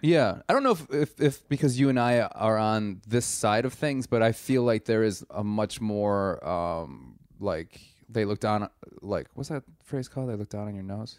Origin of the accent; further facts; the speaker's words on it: Milwaukee, Wisconsin, United States; I am from Milwaukee.